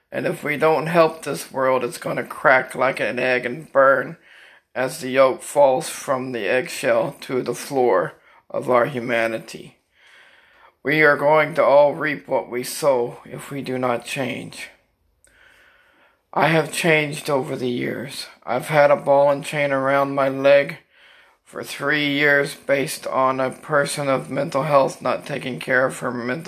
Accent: Pembroke Pines, Florida, United States; I'm from Pembroke Pines, Florida

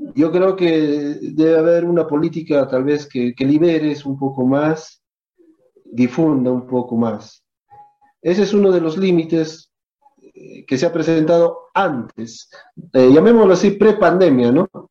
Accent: Peru; nuestra historia de acá como peruanos

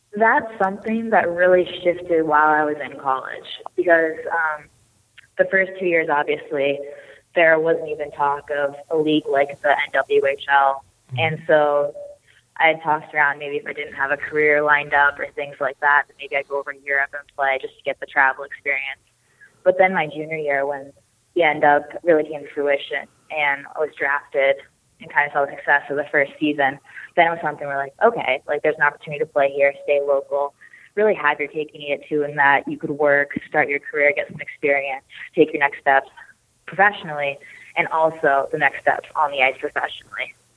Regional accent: Snohomish, Washington, United States; grew up and first started playing hockey in Snohomish, Washington, um, a little north of Seattle in the Pacific Northwest there

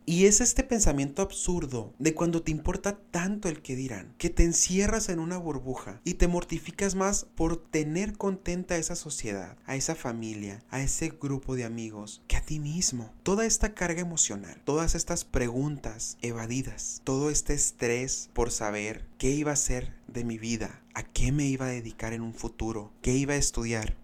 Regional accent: Benjamín Hill, Sonora, Mexico; yo vine de Benjamín Hermosillo a representar a mi pueblo orgullosamente

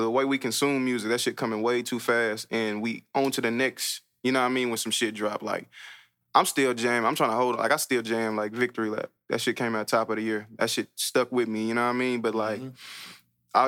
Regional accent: Fort Worth, Texas, United States; Elinor is a street I grew up on in Fort Worth on the north side. That's where I was born

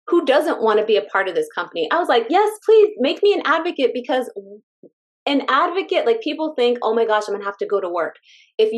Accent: California, United States; moved away; we're from California. I'm just saying, we're from California

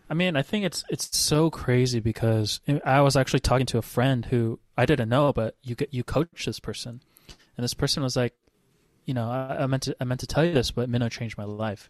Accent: Hawaii, United States; I grew up in Hawaii

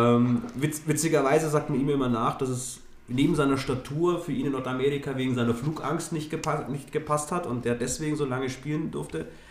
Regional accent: Nuremberg, Bavaria, Germany; als Nürnberger

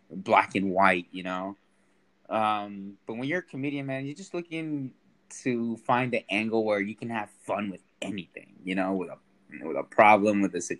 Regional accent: Sacramento, California, United States; yeah, well, I'm uh, raised in Sacramento. I'm uh, Latin descent. I'm from El Salvador. All my family's from El Salvador. Um, but I've been living most of my life here in Sacramento.

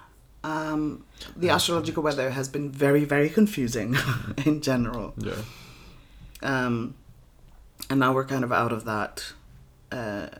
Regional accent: Iceland

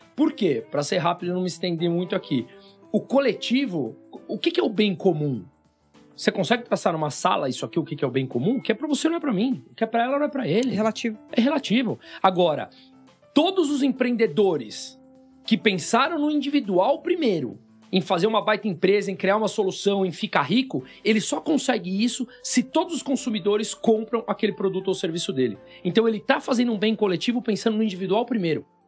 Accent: Brazil; eu sou brasileiro

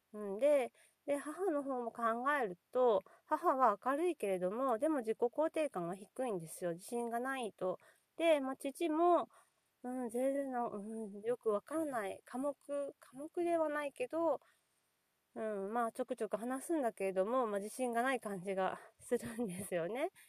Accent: Nagasaki, Japan; 私、 長崎が出身で、漁師町

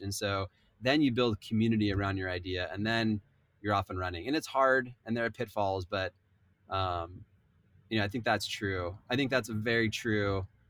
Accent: Southern California, United States; I grew up in Southern California

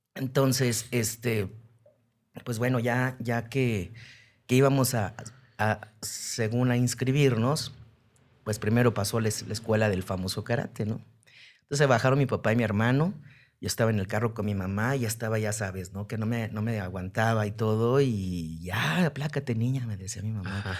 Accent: Aguascalientes, Mexico; yo nací en Aguascalientes

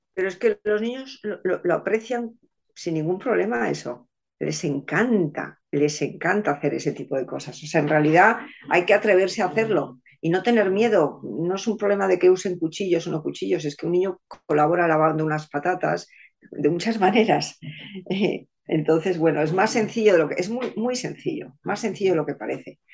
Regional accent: Spain; nosotros españoles

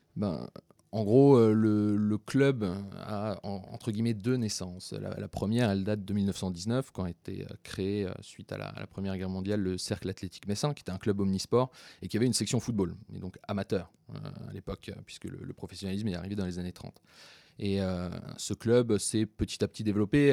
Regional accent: Florange, Grand Est, France; moved away as an adult; also born or lived in Lille; now in Marseille, France; je suis né et j'ai grandi euh, dans une petite ville qui s'appelle Florange

